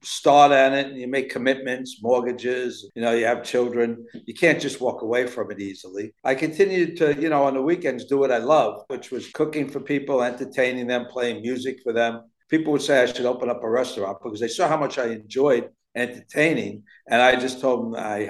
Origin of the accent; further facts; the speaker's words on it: New York City, New York, United States; also born or lived in Miami; I love growing up here